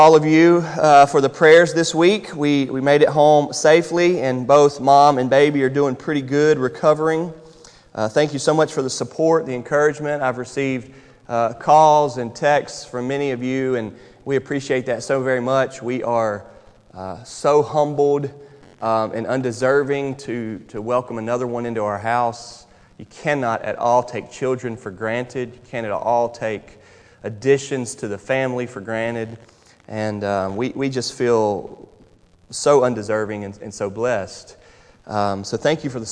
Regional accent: Charlotte, North Carolina, United States; moved away as an adult; now in Louisville, United States; I'm from North Carolina. Grew up, born and raised in Charlotte, North Carolina. I've been here now 12 years

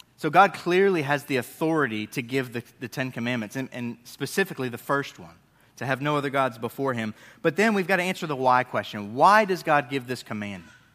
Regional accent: Northeast, United States; moved away; I grew up in the Northeast

